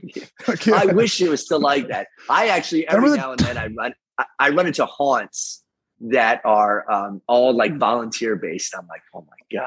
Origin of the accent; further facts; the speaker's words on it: Valley Mill, Maryland, United States; we grew up in Valley Mill.